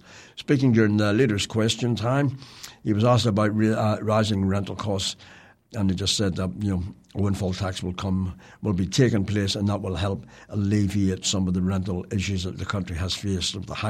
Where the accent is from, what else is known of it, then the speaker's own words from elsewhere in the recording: Ireland; born there; So that just makes me sad as an Irish-born person that they can actually go out and do that and think that it's okay